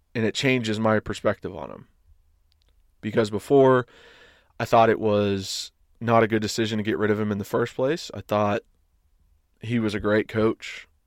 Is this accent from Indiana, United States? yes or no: no; East Tennessee, United States; I went to U T because I was from East Tennessee.